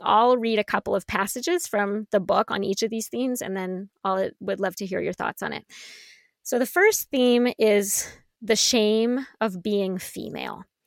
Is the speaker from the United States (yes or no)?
yes; San Francisco Bay Area, California, United States; the San Francisco Bay Area, my hometown